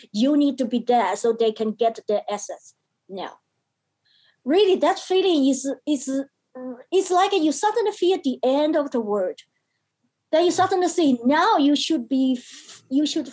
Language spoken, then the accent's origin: English; China; now in Australia; Yeah, I was born in China. China is the country of my birth. Australia is the country of my choice.